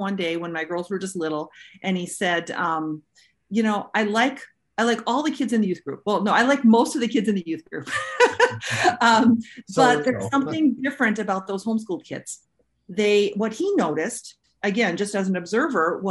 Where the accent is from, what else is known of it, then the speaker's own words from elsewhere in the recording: Wisconsin, United States; also born or lived in Milwaukee County, Wisconsin / Green Bay, Wisconsin; So I am in Wisconsin, born and raised in Wisconsin. I am currently in the Green Bay area, so Northeast Wisconsin